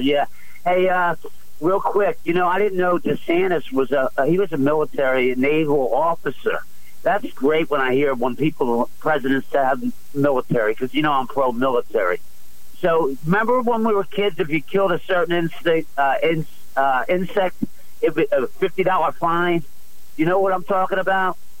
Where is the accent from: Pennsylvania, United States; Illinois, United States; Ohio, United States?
Pennsylvania, United States; Philadelphia; growing up in South Philly